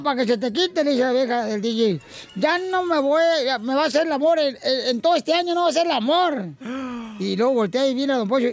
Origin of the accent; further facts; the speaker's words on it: Monterrey, Nuevo León, Mexico; soy de Monterrey, Nuevo León